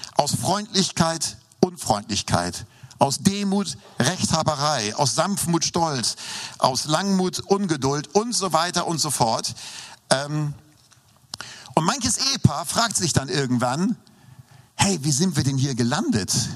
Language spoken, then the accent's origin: German; Hamburg, Germany; moved away; also born or lived in Lindau; Ich bin ja in Norddeutschland aufgewachsen, das wissen ja die meisten hier. Ähm, ähm äh, in Hamburg